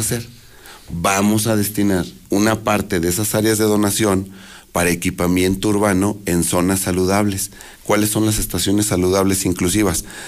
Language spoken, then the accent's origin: Spanish; Aguascalientes, Mexico; yo nací en Aguascalientes, crecí en Aguascalientes